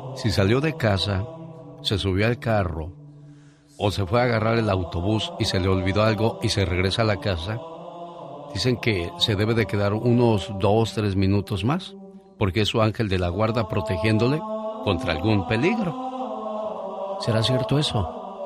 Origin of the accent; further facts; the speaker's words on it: Guanajuato, Mexico; moved away; Un día salí de Guanajuato, pero Guanajuato nunca salió de mí.